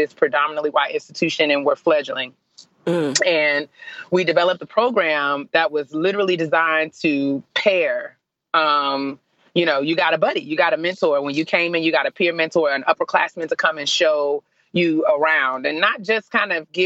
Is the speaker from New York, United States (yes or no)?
yes; New York City, New York, United States; moved away as an adult; also born or lived in Storrs, Connecticut; growing up in New York and New York City